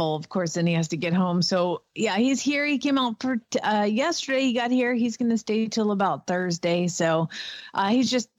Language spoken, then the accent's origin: English; Georgia, United States; accent: Southern; now in Norman, United States; I'm from Georgia and you should hear how my daddy talk